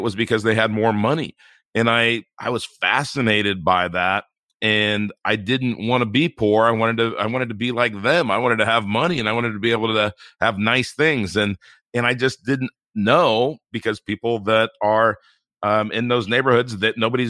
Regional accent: Inglewood, California, United States; I grew up in Inglewood, California, and it's an inner city part of Los Angeles, and we really didn't have anything.

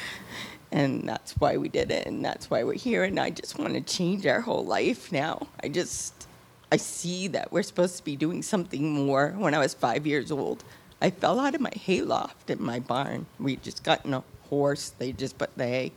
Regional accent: Massachusetts, United States; now in Georgia, United States; We're originally from Massachusetts

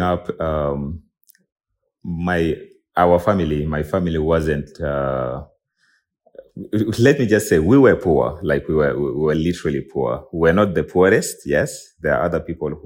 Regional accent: South Sudan; a South Sudanese tech and IP lawyer, born and raised in South Sudan.

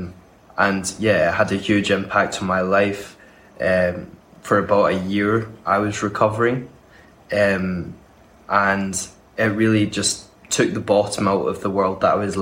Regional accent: Glasgow, Scotland, United Kingdom; I'm from Glasgow and I study at St Andrews University

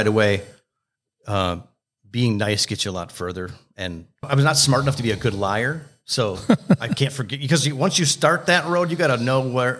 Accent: Mahtomedi, Minnesota, United States; I grew up in Mahtomedi, which is where I live now.

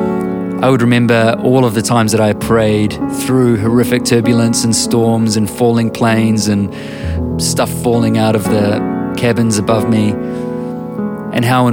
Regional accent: New Zealand; I'm a writer and musician from Aotearoa, New Zealand.

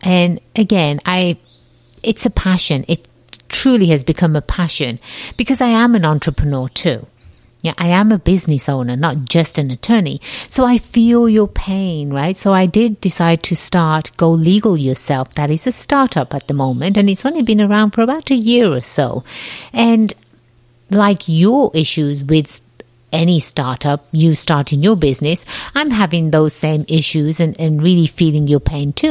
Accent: England, United Kingdom; moved away as an adult; now in United States; I have a slight accent. Yes, I do. I was born and raised in England, the jolly old land across the pond

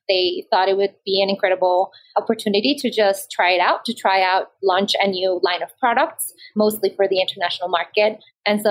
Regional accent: Bogota, Bogotá Capital District, Colombia; also born or lived in Maryland, United States; I grew up in Colombia, in the city of Bogota, in the capital.

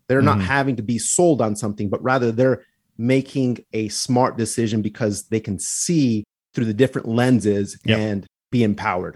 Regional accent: Santa Fe, New Mexico, United States; I'm from Santa Fe, New Mexico

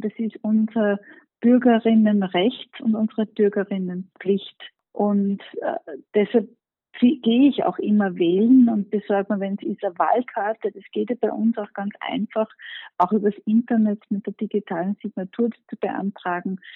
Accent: Mostviertel, Lower Austria, Austria; also born or lived in Germany; now in Vienna, Austria; Ich bin ja Gescherde, ich komme ursprünglich aus dem Ostviertel

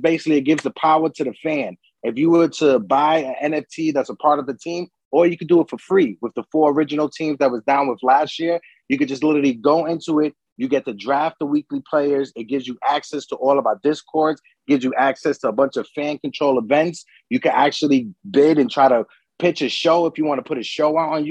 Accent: New York City, New York, United States; I grew up in the Bronx, Pelham Parkway, but I'm living in Dyckman right now at the moment

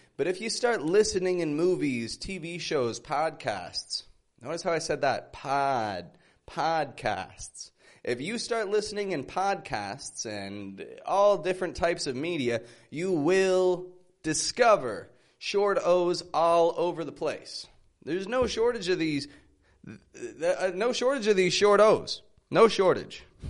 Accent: Toronto, Ontario, Canada; now in Mexico

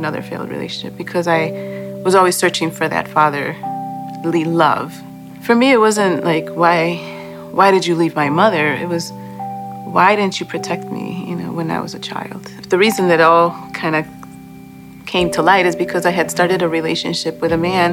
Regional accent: Chicago, Illinois, United States; also born or lived in Boston, Massachusetts / Guatemala (ancestry); When I was 2, we moved to Chicago after my parents had separated

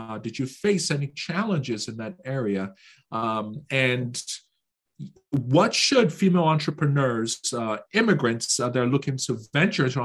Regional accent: Nigeria; moved away; Growing up in Nigeria

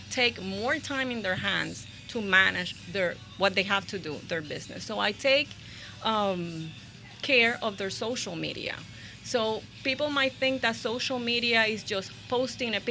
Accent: Puerto Rico; moved away as an adult; also born or lived in Ocala, Florida / Windermere, Florida; now in Port St. Lucie, United States; originally I'm from Puerto Rico, and I moved to Florida when I was 26

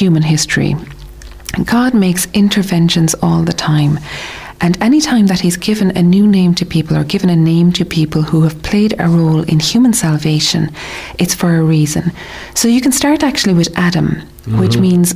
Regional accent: Ireland; as Irish people

